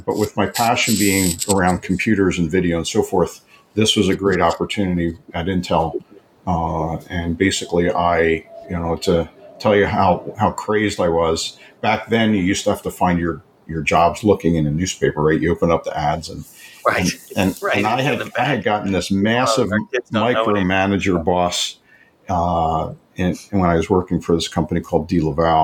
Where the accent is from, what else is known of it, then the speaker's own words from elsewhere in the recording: Levittown, Pennsylvania, United States; moved away as an adult; now in Arizona, United States; I was born and raised in Philadelphia area in Levittown, Pennsylvania